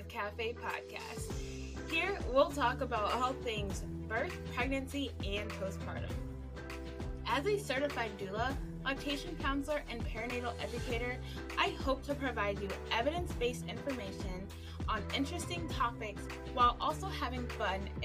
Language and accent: English; Cleveland, Ohio, United States; I hail from Cleveland, Ohio